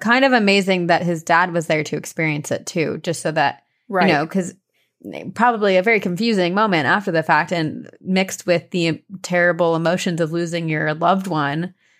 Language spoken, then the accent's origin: English; Pensacola, Florida, United States; also born or lived in New Orleans; I was born in New Orleans and raised in the actual oldest town in the U.S., Pensacola, Florida.